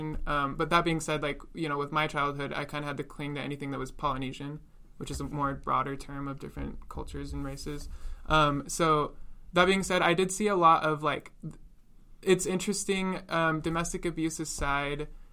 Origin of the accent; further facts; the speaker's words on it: Washington, United States; I was born and raised in Washington